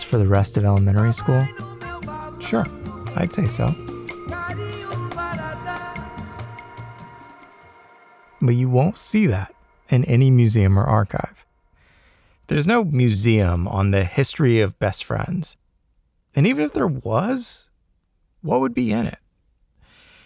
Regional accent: Maryland, United States; I grew up in Maryland, just outside the Washington, D.C. border.

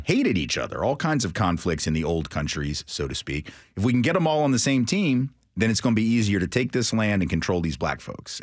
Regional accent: Nashville, Tennessee, United States; I grew up in Green Hills, like a lot of white middle class kids did

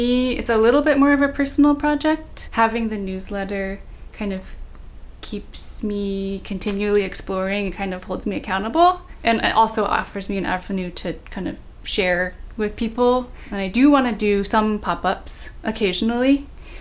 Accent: Bay Area, California, United States; Growing up in the Bay Area, which I feel like is known for being really diverse

